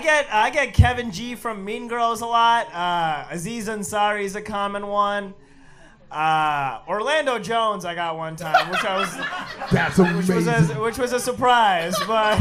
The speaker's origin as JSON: {"language": "English", "country": "India", "tie": "born or raised there", "second_language": "English", "moved": "yes", "lives_now": "United States", "said": "my family, we spoke two different languages at home in India, and then we moved here, and we had to learn a third one."}